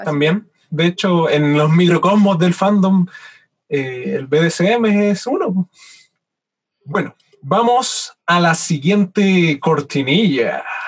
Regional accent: Chile; now in Valdivia, Chile; yo, siendo chileno

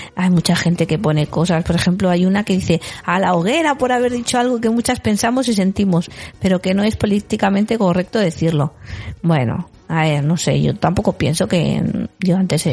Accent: Galicia, Spain; moved away; yo en mi pueblo, en Galicia

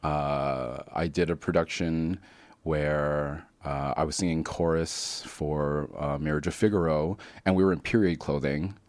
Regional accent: Calgary, Alberta, Canada; I grew up in Calgary

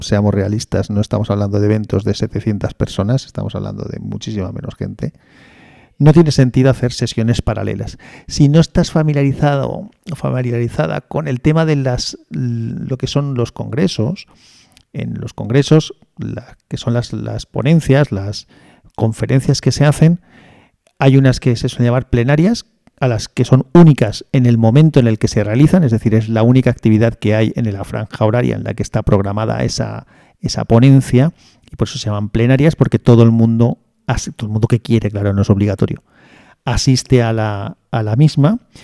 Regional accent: Valencia, Valencian Community, Spain; yo soy de Valencia

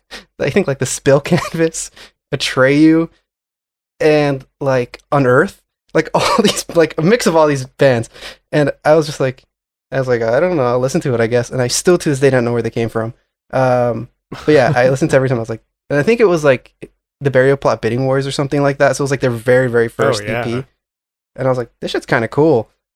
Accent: Florida, United States; now in New York, United States; South Florida.

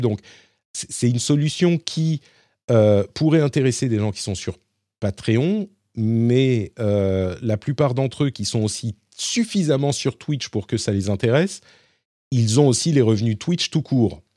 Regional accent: Paris, Île-de-France, France; je suis parisien

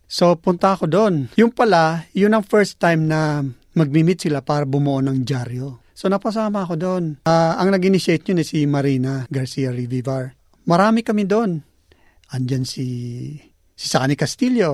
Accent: Bicol Region, Philippines; moved away as an adult; now in Australia; tubong Bicol. Dumating ako dito noong 1990.

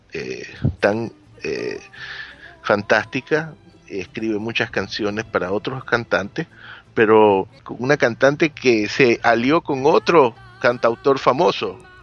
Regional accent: Ecuador; en mi país, Ecuador

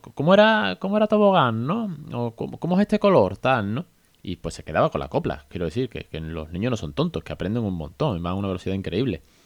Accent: Spain; Porque somos eh, nativos de España

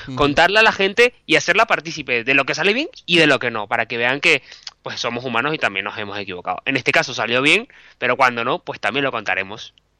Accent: Venezuela; moved away as an adult; also born or lived in Bilbao, Spain / Caracas, Venezuela; now in Madrid, Spain; yo soy periodista, soy venezolano

